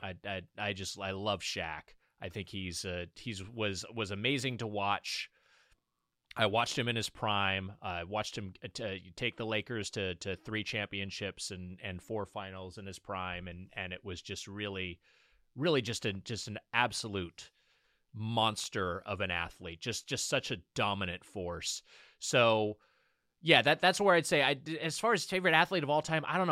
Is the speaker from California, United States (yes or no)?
yes; Lakewood, California, United States; Lakewood, California is my hometown